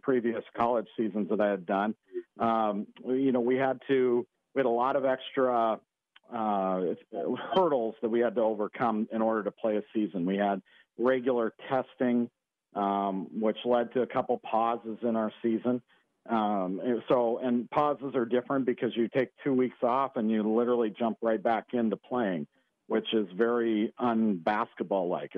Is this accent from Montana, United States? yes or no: yes; Western Montana, United States; also born or lived in North Dakota; now in San Diego, United States; I grew up in Western Montana